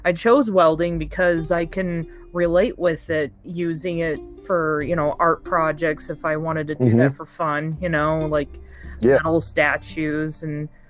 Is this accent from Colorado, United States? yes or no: yes; Craig, Colorado, United States; also born or lived in Meeker, Colorado; I live in a small town in Colorado called Craig. I was born in Meeker. I was raised in Craig for most of my life.